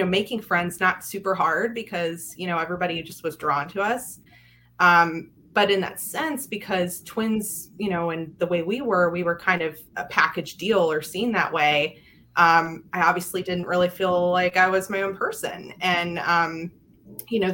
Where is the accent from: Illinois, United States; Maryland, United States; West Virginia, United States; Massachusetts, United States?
Maryland, United States; Yellow Springs; I grew up in Frederick in a small town called Yellow Springs, or small community.